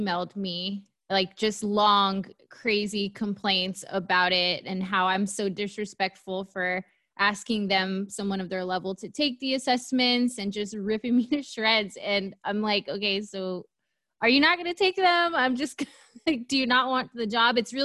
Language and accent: English; Southern California, United States; I was born and raised here in Southern California